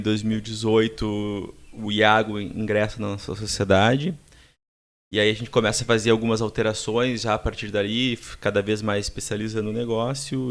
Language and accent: Portuguese; Passo Fundo, Rio Grande do Sul, Brazil; moved away as an adult; also born or lived in Dublin, Ireland; now in Porto Alegre, Brazil; moro há cerca de 15 anos aqui em Porto Alegre, sou nascido de Passo Fundo, em 2006 vim para cá fazer faculdade.